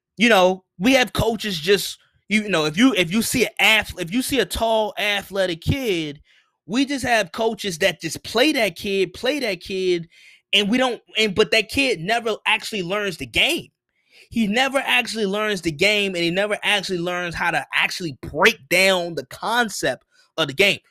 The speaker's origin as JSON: {"language": "English", "country": "United States"}